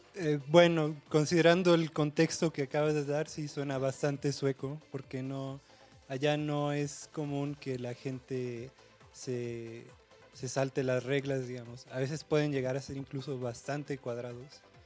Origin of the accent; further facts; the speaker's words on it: Mexico; moved away as an adult; now in Sweden; yo en realidad soy originario de México